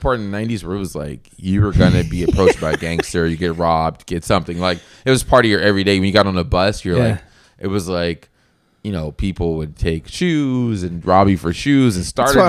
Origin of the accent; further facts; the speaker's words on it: Los Angeles, California, United States; I'm from Los Angeles, born and raised.